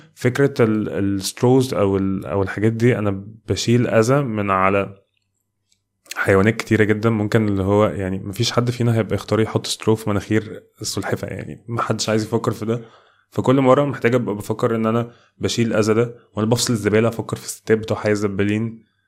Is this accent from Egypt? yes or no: yes; Egypt; كمصريين وكناس تانية في الميدل ايست